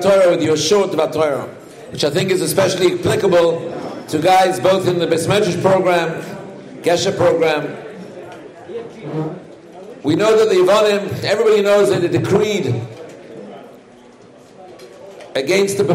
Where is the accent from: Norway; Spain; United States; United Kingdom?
United Kingdom; England; I was raised in England